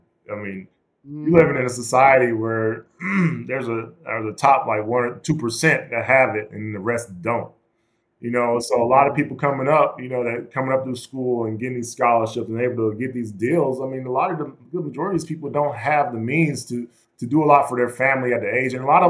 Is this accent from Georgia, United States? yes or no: yes; Georgia, United States; we're from the Bible Belt down there in Georgia, and everybody, you know, being Black and being from that area